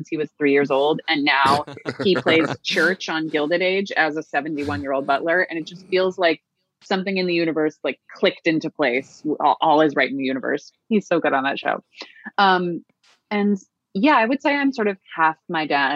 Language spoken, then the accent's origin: English; New York, United States; I grew up in New York